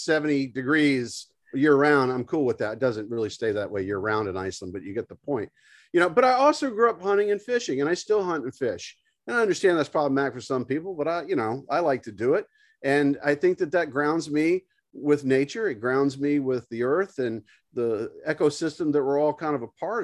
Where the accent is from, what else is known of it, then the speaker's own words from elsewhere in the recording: Mississippi, United States; I grew up in Mississippi, on the Mississippi River